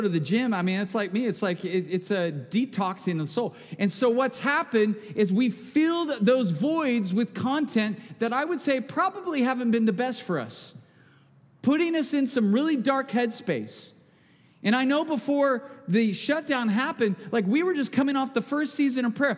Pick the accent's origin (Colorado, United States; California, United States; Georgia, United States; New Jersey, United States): California, United States; Bakersfield; I'm from Bakersfield. All we sell in the hardware store is duct tape. Come on. And I live there